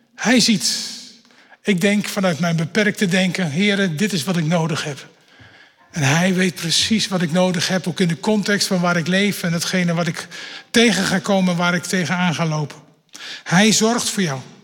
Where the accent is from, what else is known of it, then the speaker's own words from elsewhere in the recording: Netherlands; dat ben ik een echte Nederlander